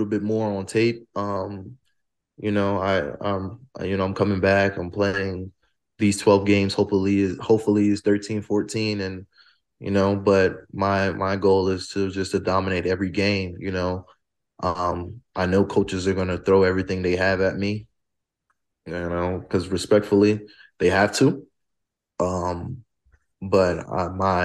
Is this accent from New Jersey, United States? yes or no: yes; New Jersey, United States; moved away as an adult; also born or lived in Colorado; now in Fort Collins, United States; I am from New Jersey, but I also am from West Africa. I'm from Guinea